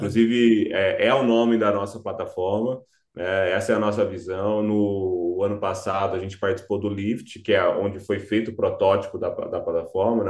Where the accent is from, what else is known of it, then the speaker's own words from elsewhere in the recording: Cuiabá, Mato Grosso, Brazil; eu sou cuiabano, exatamente. Eu nasci no estado agro